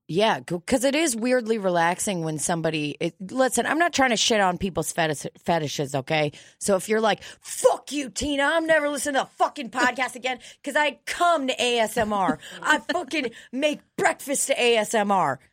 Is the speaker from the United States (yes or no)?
yes; United States; I am an immigrant, but I've been here since I was, like, a fucking baby.